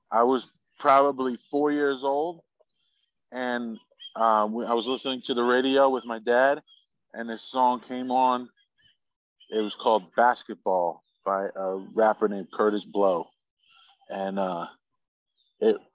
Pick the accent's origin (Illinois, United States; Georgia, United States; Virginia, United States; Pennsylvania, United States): Pennsylvania, United States; Stroudsburg; I grew up in Stroudsburg, Pennsylvania, where I still currently live.